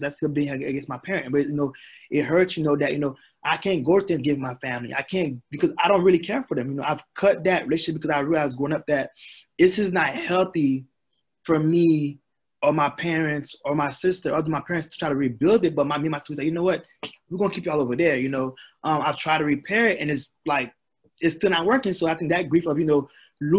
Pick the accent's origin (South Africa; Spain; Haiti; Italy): Haiti; now in United States; I'm from Haiti. We had a great job. My dad worked at a port.